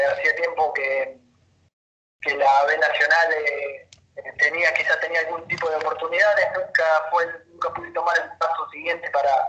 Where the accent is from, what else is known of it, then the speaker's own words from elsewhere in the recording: General Pico, La Pampa, Argentina; yo soy de General Pico y tengo, normalmente tengo, tengo hijos